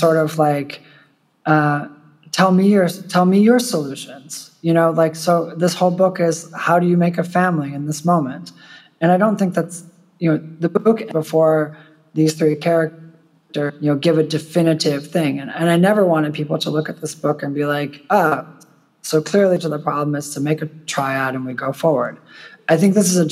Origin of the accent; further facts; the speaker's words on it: United States; now in Poland; I'm an American in Poland